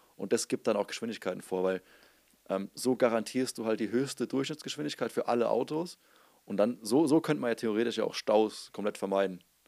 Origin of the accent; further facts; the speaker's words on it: Germany; an unserer Nationalität. Also als Deutscher